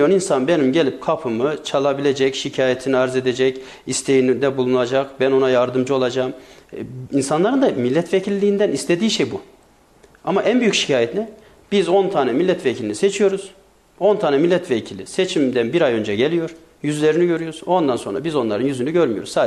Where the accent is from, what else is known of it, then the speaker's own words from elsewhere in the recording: Sarız, Kayseri Province, Turkey; Ben Sarızlıyım